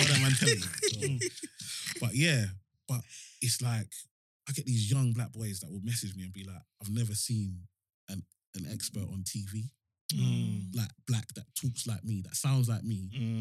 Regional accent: London, United Kingdom; I grew up in Tower Hamlets. So I lived in Limehouse

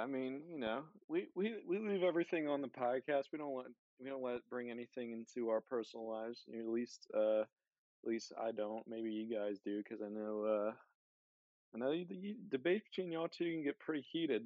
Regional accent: near Philadelphia, Pennsylvania, United States; I grew up near Philadelphia, so I was a Phillies fan

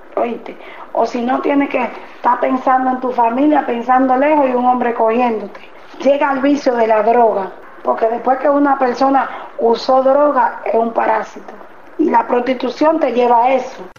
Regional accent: Dominican Republic; moved away as an adult; now in Buenos Aires, Argentina; en mi país nada cuesta un peso

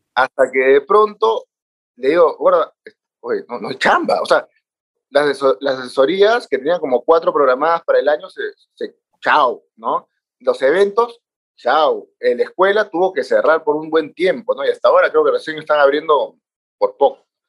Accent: Peru; moved away; yo ya vivo a casi nueve años, soy peruano

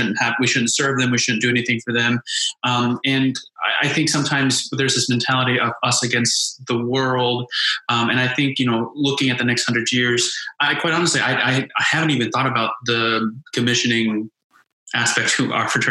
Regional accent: Indiana, United States; I'm from Indiana. I grew up in an Asian American family

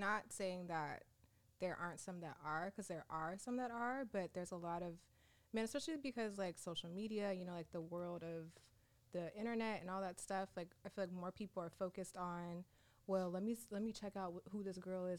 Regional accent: San Diego, California, United States; I'm the one from San Diego

